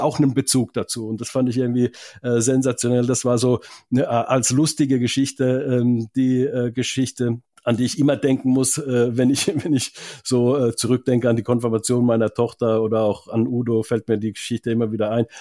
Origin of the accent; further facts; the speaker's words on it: Finland; moved away; Ich komme ja aus Finnland